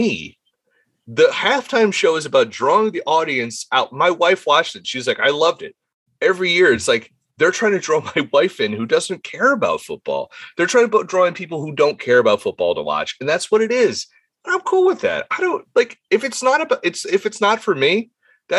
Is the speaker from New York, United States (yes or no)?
no; Jersey Shore, New Jersey, United States; I'm from the Jersey Shore